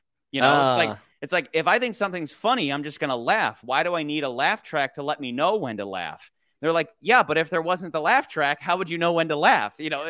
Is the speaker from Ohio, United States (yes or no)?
no; Michigan, United States; Oh, like family friends from growing up in Michigan.